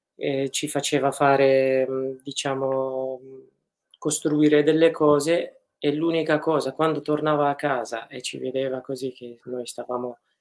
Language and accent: Italian; Afrin, Aleppo Governorate, Syria; now in Italy; sono nato ad Aleppo e cresciuto ad Afrin